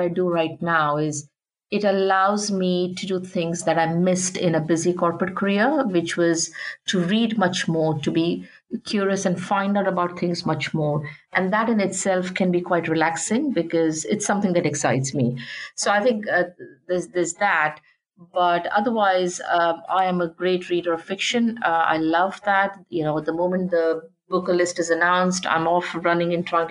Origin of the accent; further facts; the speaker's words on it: India; moved away; I come from an environment when I grew up in India.